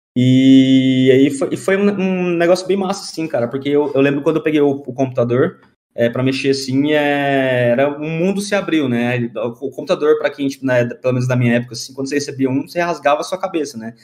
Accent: Goiânia, Goiás, Brazil; moved away as an adult; now in São Paulo, Brazil; eu sou de Goiânia

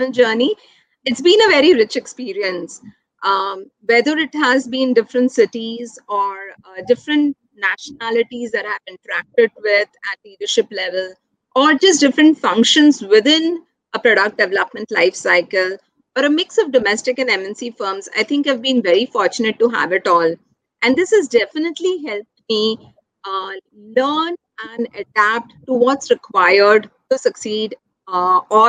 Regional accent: Mumbai, Maharashtra, India; I'm somebody who's born and raised in Mumbai

